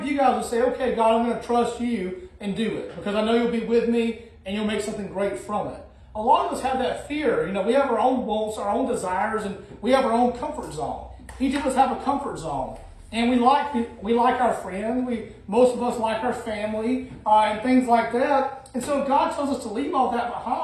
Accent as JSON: {"language": "English", "region": "Alabama", "country": "United States", "tie": "born or raised there", "also_born_or_lived": "Illinois", "moved": "as an adult", "said": "I grew up my whole life in Alabama"}